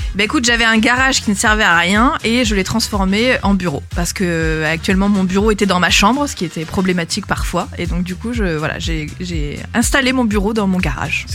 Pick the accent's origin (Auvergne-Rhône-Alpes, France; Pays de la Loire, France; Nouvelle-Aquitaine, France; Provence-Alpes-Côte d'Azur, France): Provence-Alpes-Côte d'Azur, France; Aix-en-Provence; j'ai grandi à Aix-en-Provence